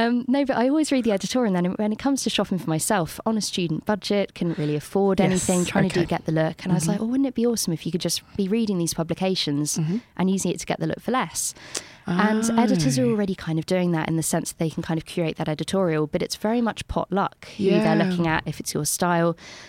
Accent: London, United Kingdom; I was there for way too long. I went back to London and they asked me if I was from Bristol.

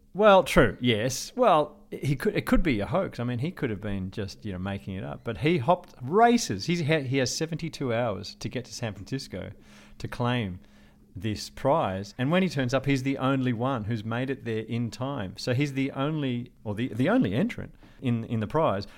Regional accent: Melbourne, Victoria, Australia; Port Melbourne, which was where I was growing up

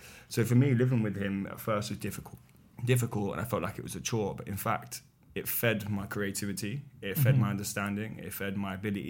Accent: Poplar, London, United Kingdom; Poplar, East London.

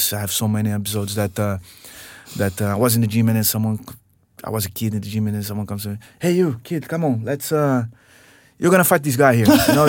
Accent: Rio de Janeiro, Brazil; So I come from Rio, man, and my grandfather had some classes with the Helio Gracie and the Gracie school

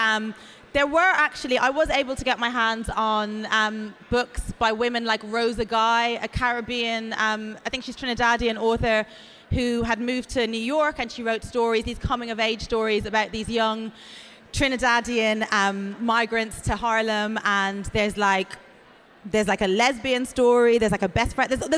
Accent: Ireland; also born or lived in Atlanta, United States; now in England; when I was growing up in Ireland, there was no mixed race, I was a black girl

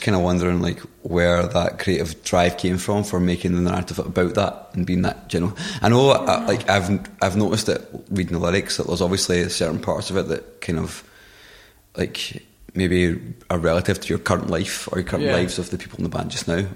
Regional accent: United Kingdom; being British

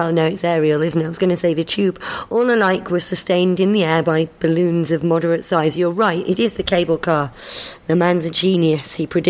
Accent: Manchester, North West England, United Kingdom; also born or lived in South London; now in London, United Kingdom; London now, but I'm from Manchester originally.

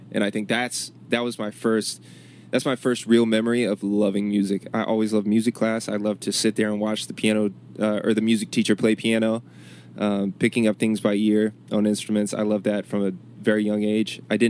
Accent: Chesapeake, Virginia, United States; also born or lived in Richmond, Virginia; Growing up in Chesapeake, it was cool. And I'm glad about where I was raised.

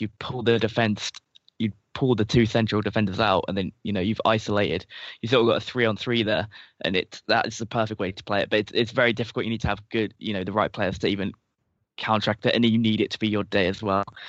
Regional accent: England, United Kingdom

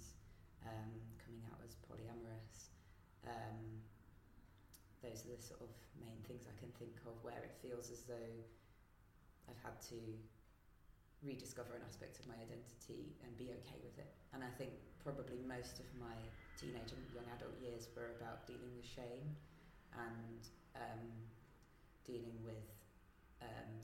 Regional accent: West Midlands, United Kingdom; I grew up in the West Midlands, mostly with a Catholic, Roman Catholic upbringing

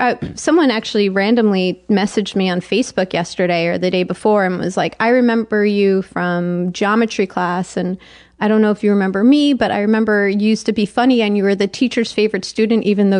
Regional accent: Tenafly, New Jersey, United States; People told me that the defining facts about me that they know is that I'm Jewish and from Tenafly, New Jersey.

